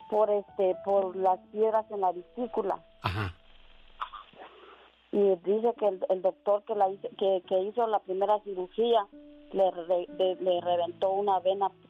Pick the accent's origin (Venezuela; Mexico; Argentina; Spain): Mexico; Chiapas; now in California, United States; Nosotros somos de Chiapas. Yo soy la única que estoy aquí.